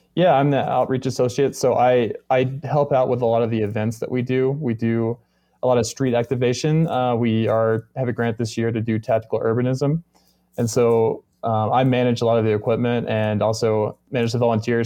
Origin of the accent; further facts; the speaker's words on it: Arkansas, United States; now in Denver, United States; I'm actually from Arkansas